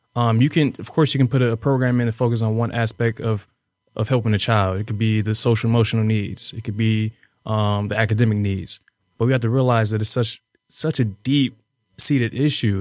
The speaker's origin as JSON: {"language": "English", "town": "Detroit", "region": "Michigan", "country": "United States", "said": "We're all from Dete-, the city of Detroit"}